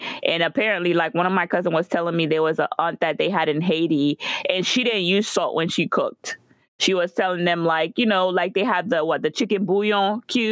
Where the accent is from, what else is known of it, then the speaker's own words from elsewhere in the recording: Guadeloupe; moved away; I remember growing up in Guadeloupe